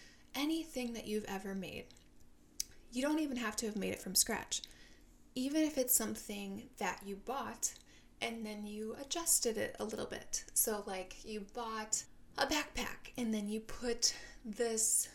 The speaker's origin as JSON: {"language": "English", "region": "Minnesota", "country": "United States", "also_born_or_lived": "Seattle", "moved": "as an adult", "lives_now": "San Diego, United States", "said": "I am from Minnesota"}